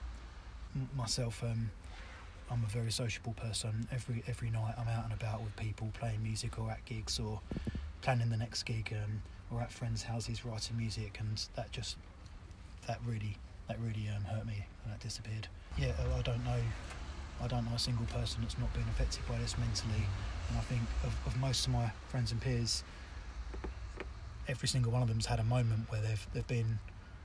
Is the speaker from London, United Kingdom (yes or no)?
no; Southend-on-Sea, East of England, United Kingdom; I'm from Southend